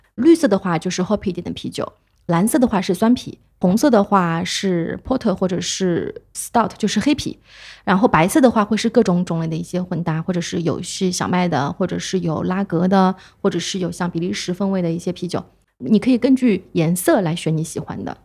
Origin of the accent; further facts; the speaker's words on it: China; 而且就是我们中国人其实还会有个问题